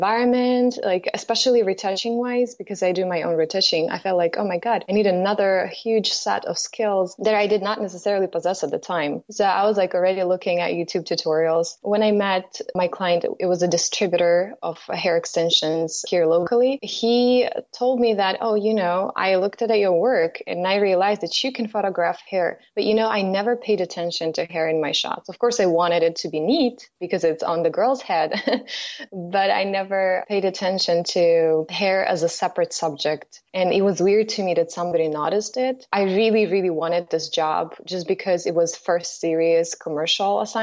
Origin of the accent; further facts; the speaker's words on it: Kyiv, Ukraine; moved away as an adult; now in United States; originally I'm coming from Ukraine. I lived in Kyiv. I was born there.